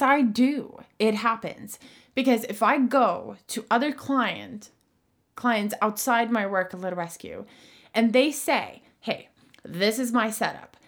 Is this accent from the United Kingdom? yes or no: no; Sweden; moved away; I'm from Sweden, and I grew up in a very harsh riding co-, school situation